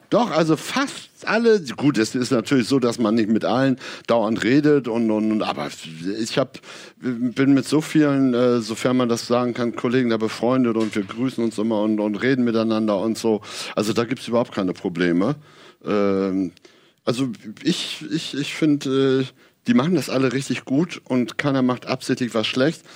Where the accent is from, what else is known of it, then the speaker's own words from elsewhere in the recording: Aurich, Lower Saxony, Germany; in Ostfriesland, wo ich aufgewachsen bin, Aurich